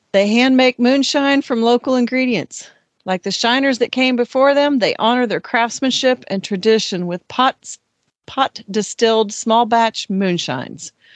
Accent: Ohio, United States; Ohio, my home state

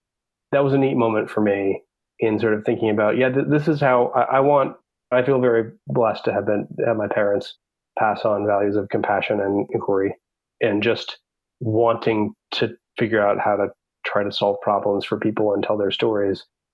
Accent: the West, United States; I'm from the West, so we think a lot about water.

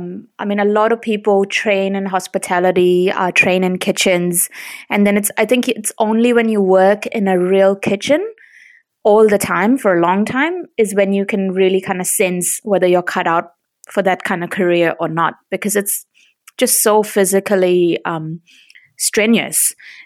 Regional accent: India; now in New Zealand; So when we moved to New Zealand, which was I think back in 2002, obviously, being Indian, I had eaten a lot of coriander.

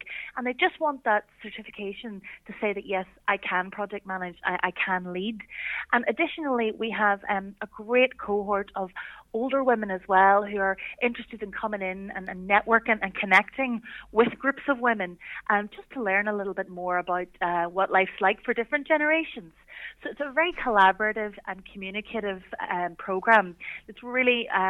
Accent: County Tyrone, Northern Ireland, United Kingdom; I'm from Tyrone myself

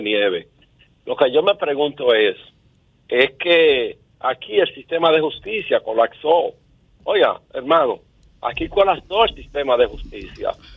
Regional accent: Dominican Republic; como dominicano al fin y como ciudadano

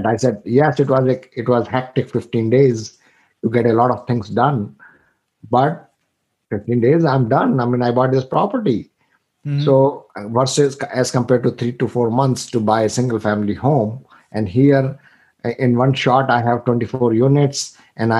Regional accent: India; moved away as an adult; I'm from India. I came here 25 years ago.

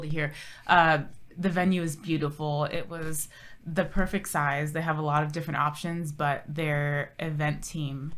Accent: Orange County, Southern California, United States; moved away as an adult; also born or lived in Odessa, Texas; now in San Antonio, United States; born and raised in Southern California, Orange County

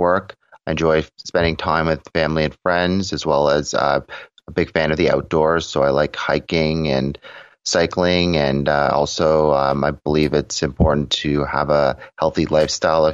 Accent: Toronto, Ontario, Canada; I was born and raised in Toronto, Ontario

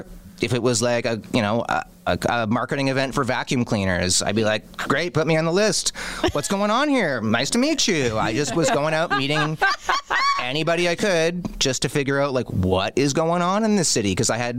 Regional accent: Windsor, Ontario, Canada; moved away as an adult; now in Toronto, Canada; Because I grew up in Windsor.

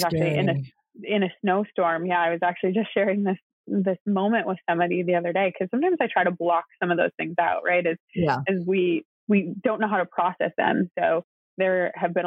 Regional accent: Wisconsin, United States; I am an only child from the Midwest. I grew up in Wisconsin

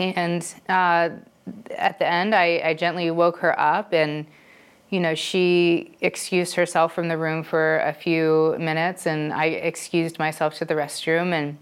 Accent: Dayton, Ohio, United States; moved away as an adult; also born or lived in California; where I'm from, Dayton, Ohio

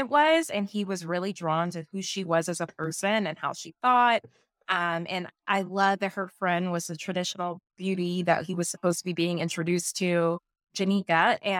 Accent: the South, United States; I'm from the South.

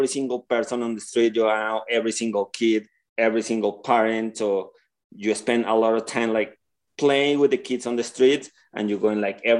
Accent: Bogota, Colombia; English is a second language; moved away as an adult; now in Jackson, United States; I was born and raised in Colombia, and I moved here to Jackson for a job offer back in 2006

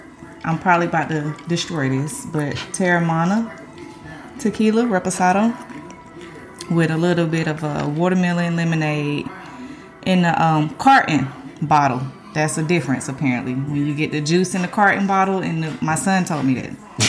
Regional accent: Atlanta, Georgia, United States; I am from Atlanta, Georgia.

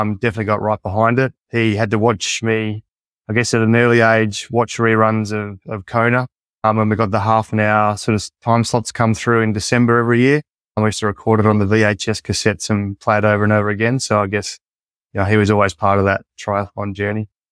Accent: Collie, Western Australia, Australia; also born or lived in Perth, Australia; when we grew up in Collie, one, one of four siblings

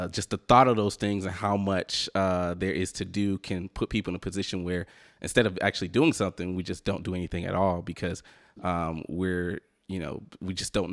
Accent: Atlanta, Georgia, United States; now in San Francisco, United States; We're from Atlanta

